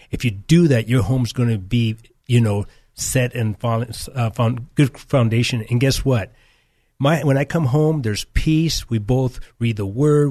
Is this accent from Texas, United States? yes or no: no; California, United States; also born or lived in Nicaragua; I was born here in California. I was, uh, for seven years, I was raised in Central America, Nicaragua.